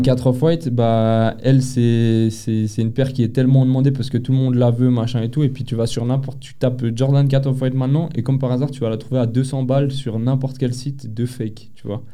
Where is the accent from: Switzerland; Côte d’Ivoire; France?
Switzerland; Geneva; on est de Genève